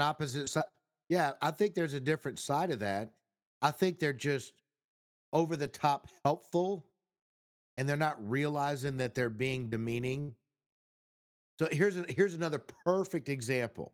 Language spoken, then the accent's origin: English; Texas, United States; I'm from Texas